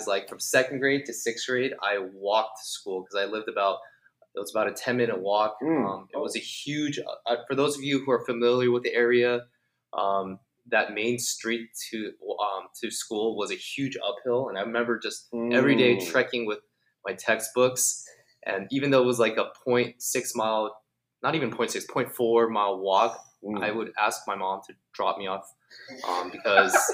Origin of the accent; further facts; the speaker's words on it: Fullerton, California, United States; also born or lived in Los Angeles / Buena Park; moved to Fullerton when I was in about 7 years old, and ever since then, till college, I was really living in Fullerton